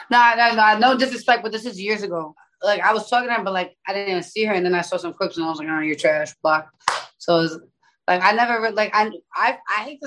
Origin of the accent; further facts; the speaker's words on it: New York City, New York, United States; I'm from the Bronx